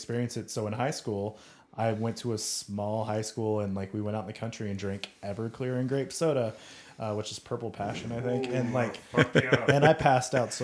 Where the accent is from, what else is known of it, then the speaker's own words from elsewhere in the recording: United States; being American